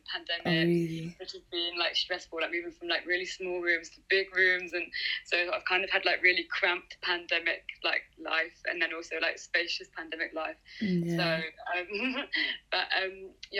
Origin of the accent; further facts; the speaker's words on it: Deal, South East England, United Kingdom; also born or lived in South East London; now in London, United Kingdom; I'm from like a small town in Kent called Deal on the coast, which is nice. But now I live in Southeast London